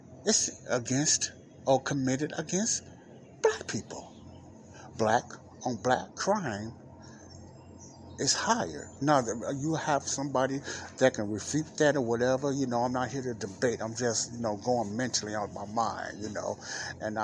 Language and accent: English; Chicago, Illinois, United States; here in Chicago, my hometown.